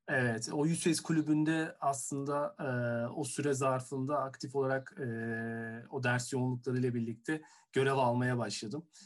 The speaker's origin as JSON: {"language": "Turkish", "region": "Istanbul", "country": "Turkey", "tie": "born or raised there", "said": "Doğma büyüme İstanbul'u olduğum için."}